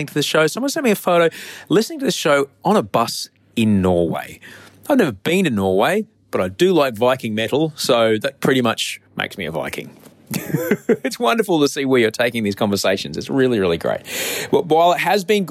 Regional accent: Australia; I'm an author from Australia

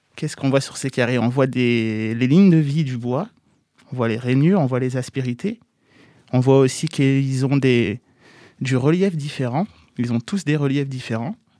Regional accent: Bondy, Île-de-France, France; je suis de Bondy

